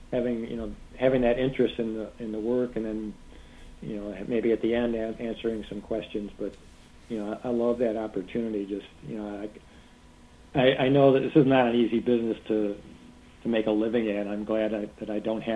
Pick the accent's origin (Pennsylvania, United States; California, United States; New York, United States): New York, United States; Canandaigua; now in Chicago, United States; I'm from Canandaigua, New York, which is in western New York. It's in the Finger Lakes. It's a great place. It was a great place to grow up